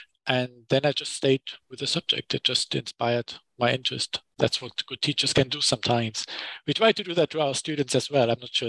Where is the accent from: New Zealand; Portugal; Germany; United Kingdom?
Germany; Düsseldorf, North Rhine-Westphalia; accent: German; English is a second language; I grew up in Germany, as you can hear from the accent. I was born in Düsseldorf in the West.